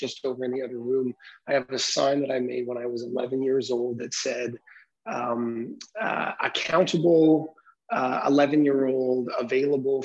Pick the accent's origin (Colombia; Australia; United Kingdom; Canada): Canada; Vancouver, British Columbia; I am born and raised in Vancouver, Canada